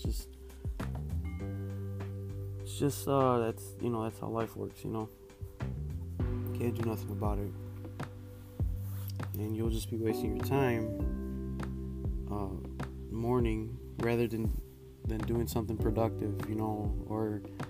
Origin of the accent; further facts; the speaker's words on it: Chicago, Illinois, United States; I am from Chicago